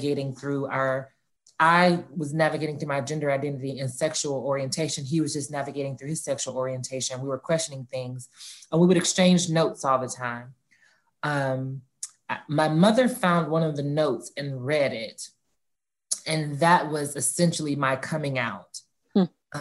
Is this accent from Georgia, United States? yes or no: yes; Atlanta, Georgia, United States; Born and raised in Atlanta, like I stated, Atlanta native, the oldest of four